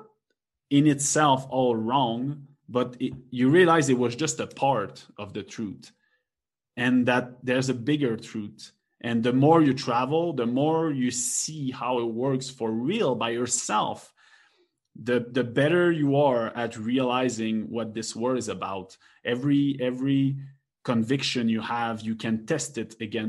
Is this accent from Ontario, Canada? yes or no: no; Quebec, Canada; English is a second language; I'm from Quebec.